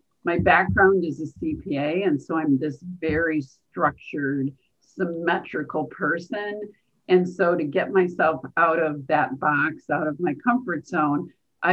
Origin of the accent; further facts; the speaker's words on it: Chicago, Illinois, United States; also born or lived in Rhode Island; I'm from Chicago originally.